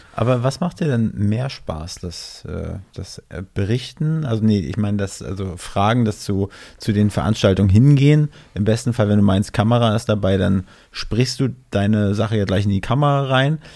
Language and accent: German; near Schwerin, Mecklenburg-Vorpommern, Germany; Ich komme aus MacPom, aus der Nähe von Schwerin